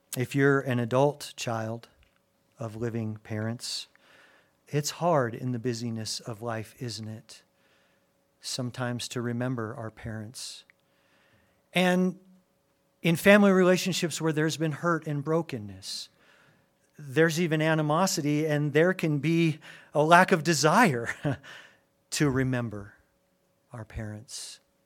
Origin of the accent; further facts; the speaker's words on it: Albuquerque, New Mexico, United States; also born or lived in Gary, Indiana; my dad for whatever reason, was led to move our family when I was a newborn from Gary, Indiana, right outside Chicago to Albuquerque, New Mexico.